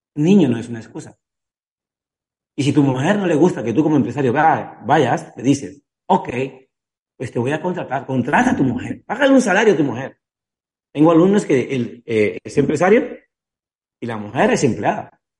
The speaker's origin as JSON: {"language": "Spanish", "country": "Cuba", "said": "soy cubano"}